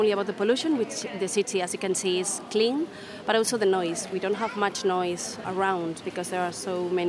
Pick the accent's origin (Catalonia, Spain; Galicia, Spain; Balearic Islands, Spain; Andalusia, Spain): Galicia, Spain; Pontevedra; English is a second language; I was born here in Pontevedra.